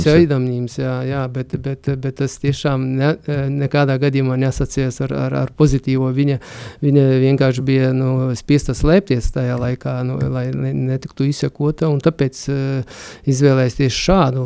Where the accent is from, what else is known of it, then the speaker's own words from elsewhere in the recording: Suvalkija, Lithuania; Latvian is a second language; tas reģions, no kurienes es nāku, tā ir Suvalkija, jeb mūsdienās tagad dēvē par Sūduvā